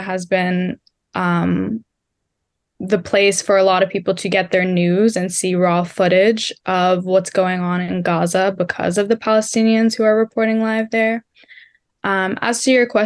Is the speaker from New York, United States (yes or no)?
yes; New York City, New York, United States; I'm from the Bronx, but most of my activism has been in New York City